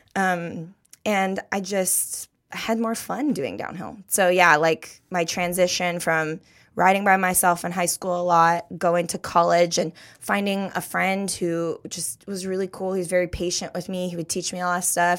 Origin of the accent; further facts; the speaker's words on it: Thousand Oaks, California, United States; I was born and raised in Thousand Oaks, California